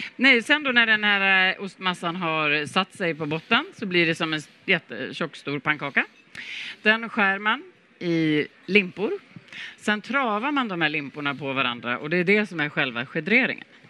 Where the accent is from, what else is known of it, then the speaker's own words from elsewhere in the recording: Sweden; som svensk